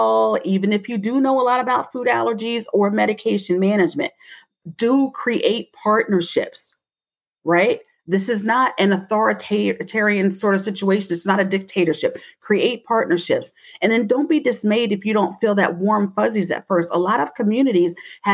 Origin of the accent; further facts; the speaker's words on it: Delaware, United States; I come from Delaware